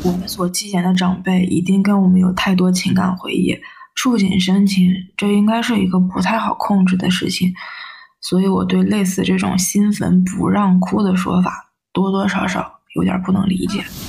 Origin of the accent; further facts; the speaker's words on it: Shanxi, China; 我们山西这边面食比较丰富